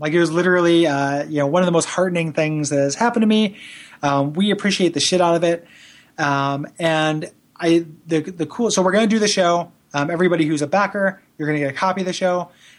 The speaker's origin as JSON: {"language": "English", "region": "England", "country": "United Kingdom", "said": "I'm English and me tenses ain't so great."}